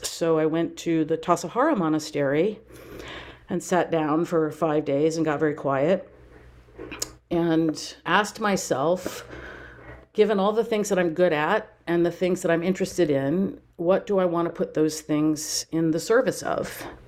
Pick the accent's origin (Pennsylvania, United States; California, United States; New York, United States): California, United States; Napa Valley; moved away as an adult; also born or lived in Durham, North Carolina / Baltimore, Maryland; I grew up in the Napa Valley, which is where I am now